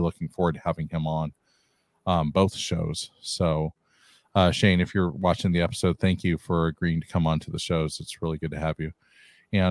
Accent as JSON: {"language": "English", "region": "California", "country": "United States", "said": "I'm from California"}